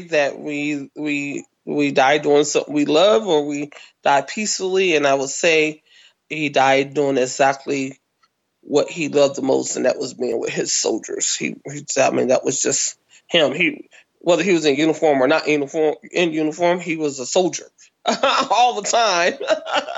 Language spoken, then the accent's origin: English; Kinston, North Carolina, United States; moved away as an adult; also born or lived in California; Kinston, which is my hometown, North Carolina.